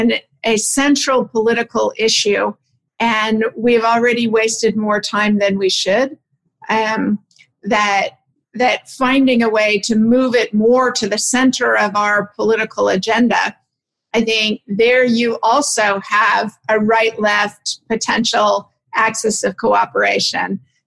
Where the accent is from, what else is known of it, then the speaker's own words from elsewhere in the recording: Sonoma, California, United States; I'm from Sonoma, California, and I was home for 4 or 5 months of the pandemic lockdown there.